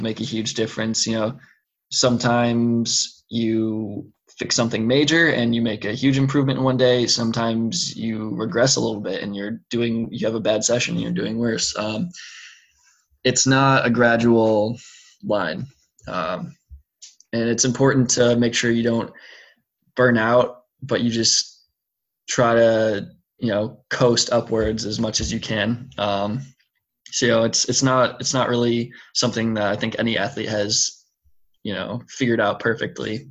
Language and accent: English; United States; being American